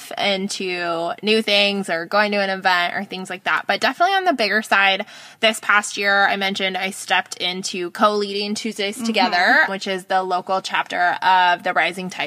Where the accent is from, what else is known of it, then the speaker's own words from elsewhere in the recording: Bay Area, California, United States; now in Sacramento, United States; We are both from the Bay Area up here